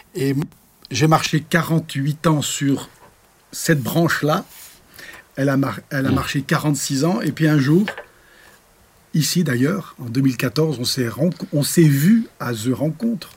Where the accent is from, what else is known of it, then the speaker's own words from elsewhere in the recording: Clermont-Ferrand, Auvergne-Rhône-Alpes, France; moved away as an adult; also born or lived in Cambodia; now in Soultzeren/Sosheim, France; je suis né en Auvergne